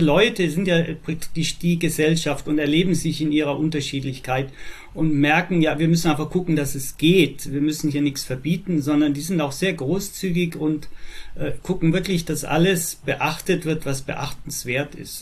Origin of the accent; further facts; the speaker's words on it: Innsbruck, Tyrol, Austria; now in Germany; also gebürtig bin ich aus Österreich in Innsbruck. Mittlerweile bin ich 66 Jahre alt, wohne jetzt in Deutschland